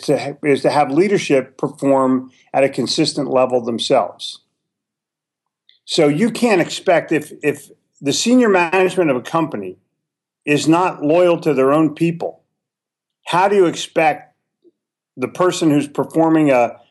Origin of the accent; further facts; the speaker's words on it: Charlotte, North Carolina, United States; they're right here in my hometown of Charlotte.